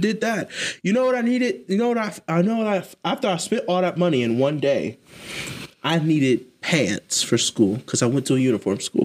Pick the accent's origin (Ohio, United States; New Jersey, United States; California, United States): Ohio, United States; Columbus; I'm from Columbus. I'm from Columbus.